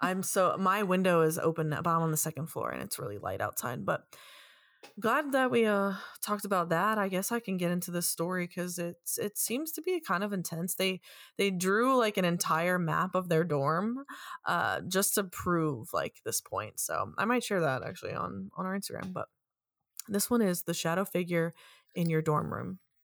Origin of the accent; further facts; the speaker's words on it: New York, United States; also born or lived in West Virginia; I'm born and raised in New York.